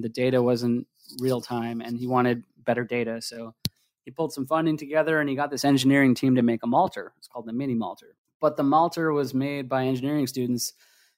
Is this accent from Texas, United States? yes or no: no; New Jersey, United States; moved away as an adult; also born or lived in Philadelphia, Pennsylvania; now in Oregon, United States; I grew up in New Jersey, and I went to school in Philadelphia for engineering